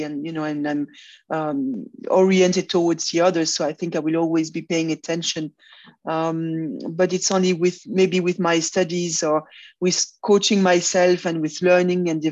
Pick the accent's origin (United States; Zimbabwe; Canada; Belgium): Belgium; Brussels, Brussels-Capital Region; also born or lived in Congo / Belfast, Northern Ireland; I was born in Brussels, but my parents were living in Africa at the time, in Zaire, now Congo. So, I've spent 7 years in Congo. Then we came back around Brussels